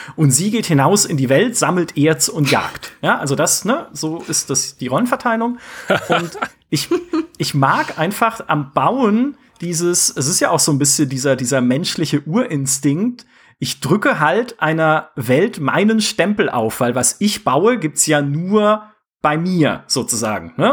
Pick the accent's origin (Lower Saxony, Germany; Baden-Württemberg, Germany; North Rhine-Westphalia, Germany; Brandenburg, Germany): Baden-Württemberg, Germany; near the Black Forest; ich komme aus dem Schwarzwald, fast, ja, also da aus der Nähe